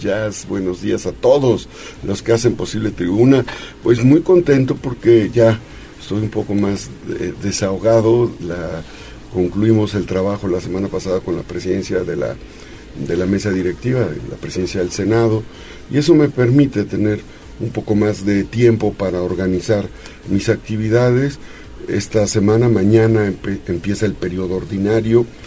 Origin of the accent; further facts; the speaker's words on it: Puebla, Mexico; somos poblanos